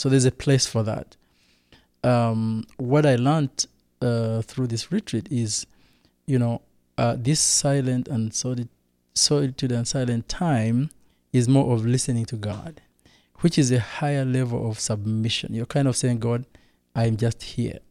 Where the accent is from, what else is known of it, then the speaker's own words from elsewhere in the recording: Rwanda; I come from Rwanda